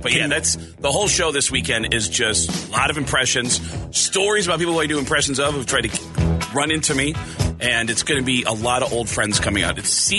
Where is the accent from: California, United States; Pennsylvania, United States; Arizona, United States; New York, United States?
Arizona, United States; moved away; I grew up here in Arizona. Well, my formative years were here in Arizona.